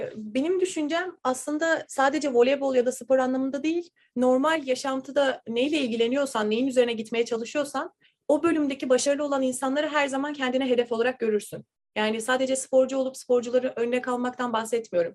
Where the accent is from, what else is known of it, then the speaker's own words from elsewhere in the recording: İzmir, Turkey; moved away as an adult; also born or lived in Dallas, Texas; now in Tallahassee, United States; voleybolcuyum ve İzmirliyim.